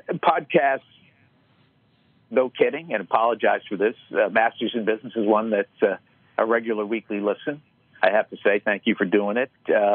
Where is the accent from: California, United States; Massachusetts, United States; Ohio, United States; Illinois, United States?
Massachusetts, United States; Boston; But I grew up in Boston, and he would stand at the front door